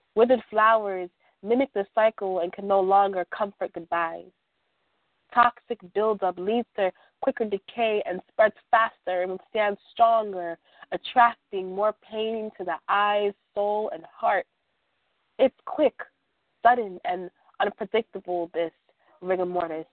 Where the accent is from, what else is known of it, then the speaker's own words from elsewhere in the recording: New York City, New York, United States; I'm from Brooklyn, New York.